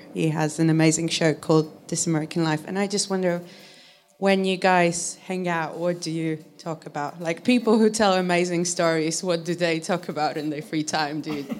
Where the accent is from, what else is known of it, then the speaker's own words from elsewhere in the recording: Warsaw, Masovian Voivodeship, Poland; coincidentally, I'm from Warsaw as well.